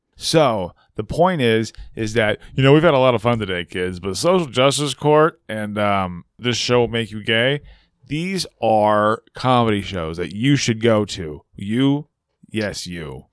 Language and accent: English; California, United States; as a Californian